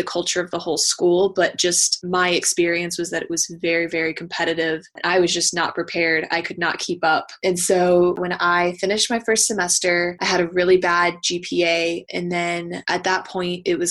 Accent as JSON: {"language": "English", "town": "Austin", "region": "Texas", "country": "United States", "moved": "as an adult", "lives_now": "Charlottesville, United States", "said": "I'm originally from Austin, Texas, so I moved to Virginia for grad school"}